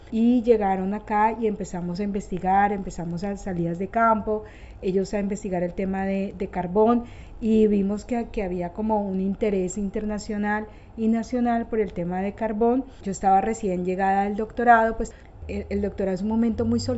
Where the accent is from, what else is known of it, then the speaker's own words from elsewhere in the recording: Bogotá, Bogotá Capital District, Colombia; Eh, soy cachaca, soy de, Bogotá, pero mis padres son del sur del Tolima, eh, son, bueno, como todos nuestros padres son campesinos, también víctimas de la violencia.